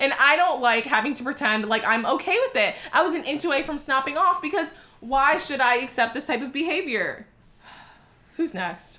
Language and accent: English; South Florida, United States; I'm from South Florida